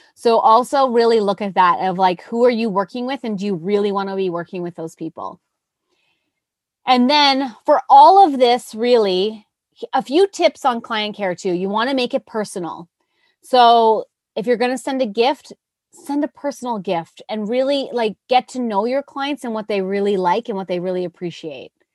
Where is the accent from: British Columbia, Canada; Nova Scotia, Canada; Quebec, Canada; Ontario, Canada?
Nova Scotia, Canada; moved away; I'm from Nova Scotia